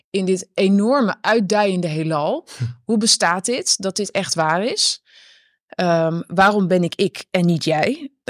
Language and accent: Dutch; Netherlands; ik ben natuurlijk opgegroeid in de Nederlandse cultuur.